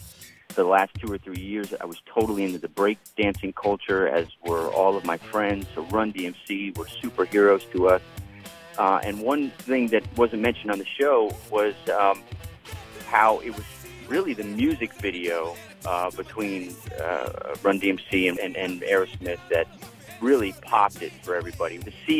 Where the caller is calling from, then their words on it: Miami, Florida, United States; I'm from Miami.